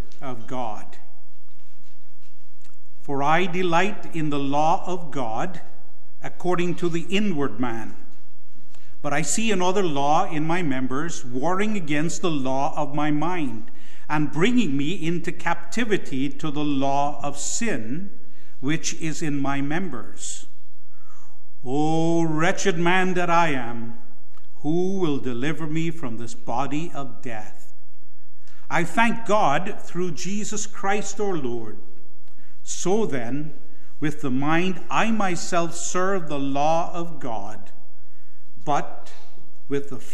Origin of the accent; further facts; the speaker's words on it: Guyana; Guyana, my home country